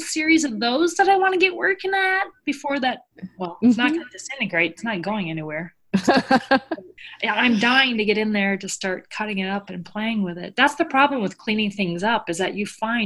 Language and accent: English; Midwest, United States; now in New York City, United States; I love being back in the Midwest with all my people out there